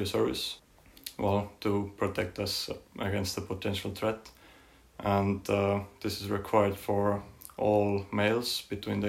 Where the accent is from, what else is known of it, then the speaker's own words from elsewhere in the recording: Tallinn, Harju County, Estonia; moved away as an adult; I'm from Tallinn, the capital city of Estonia